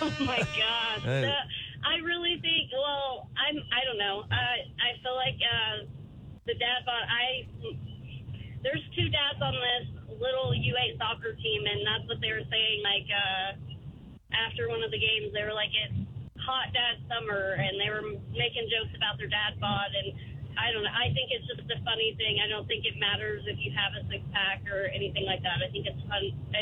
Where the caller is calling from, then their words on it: Bristow, United States; Hi. I'm calling from Bristow.